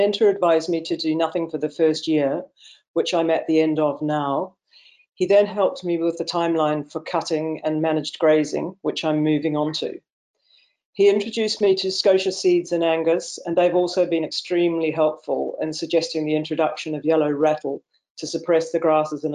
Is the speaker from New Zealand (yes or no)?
yes; New Zealand; now in Clovullin, United Kingdom; I was born in New Zealand, and I was brought up